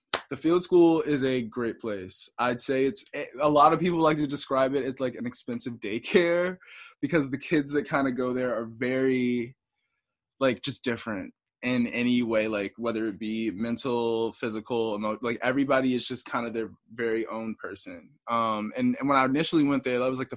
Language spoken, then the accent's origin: English; Washington, District of Columbia, United States; moved away as an adult; now in Burlington, United States; I grew up primarily in Northeast